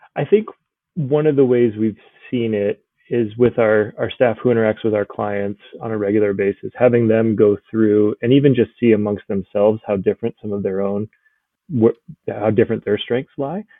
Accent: Colorado, United States; moved away as an adult; also born or lived in California / Japan; now in Brookings, United States; I'm originally from Colorado, and decided to join the Air Force after college

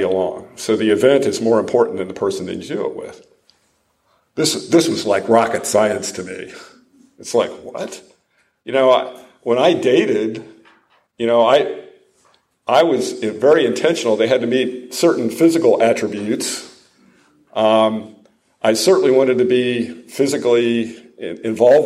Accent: Ohio, United States; also born or lived in Rochester, New York / Detroit; now in Franklin, United States; I grew up in Ohio, so I was a Yankee.

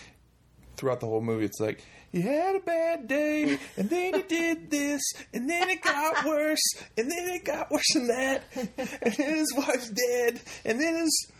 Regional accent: the South, United States; I come from the South

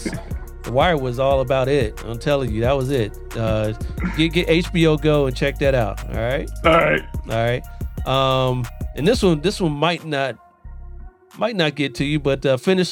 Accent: Columbus, Ohio, United States; also born or lived in Southern California; now in California, United States; I'm originally from Columbus, Ohio, but I'm not trying to go back.

